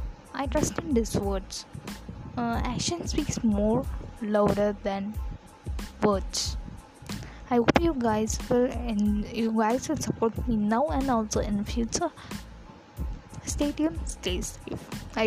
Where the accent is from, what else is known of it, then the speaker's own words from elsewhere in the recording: India; from India.